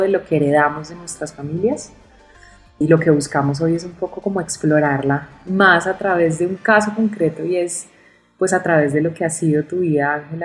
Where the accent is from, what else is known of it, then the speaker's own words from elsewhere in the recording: Colombia; nosotras como colombianas